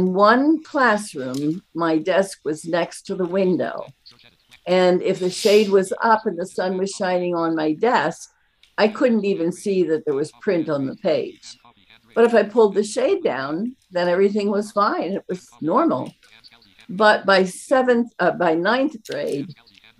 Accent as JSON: {"language": "English", "town": "Allentown", "region": "Pennsylvania", "country": "United States", "tie": "born or raised there", "lives_now": "Harleysville, United States", "said": "I grew up in Allentown"}